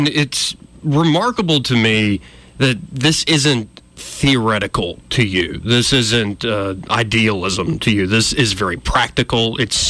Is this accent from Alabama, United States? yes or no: yes; Montgomery, Alabama, United States; I am born and raised in Montgomery, Alabama.